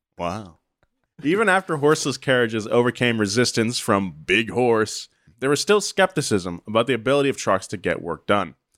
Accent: Atascadero, California, United States; moved away; my hometown of Atascadero, California.

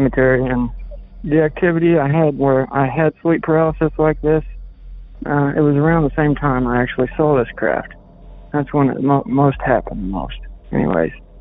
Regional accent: Flat Rock, Indiana, United States; my hometown of Flat Rock, where I currently reside

